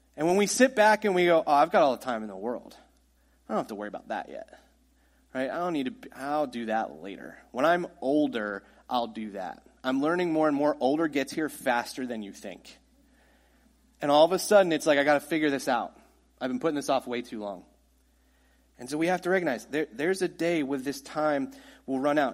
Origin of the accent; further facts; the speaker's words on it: United States; we're American